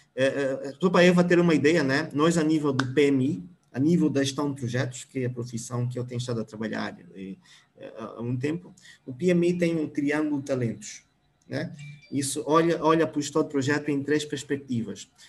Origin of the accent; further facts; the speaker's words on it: Namibe, Angola; now in Luanda, Angola; eu venho, venho do Namibe